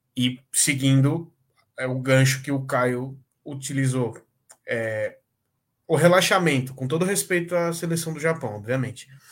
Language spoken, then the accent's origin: Portuguese; Brazil; falando como brasileiro